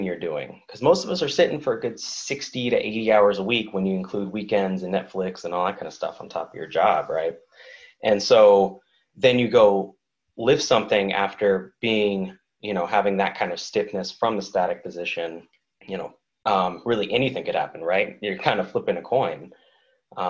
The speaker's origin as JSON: {"language": "English", "town": "Oakland", "region": "California", "country": "United States", "also_born_or_lived": "New England", "moved": "yes", "lives_now": "San Diego, United States", "said": "I'm from Oakland"}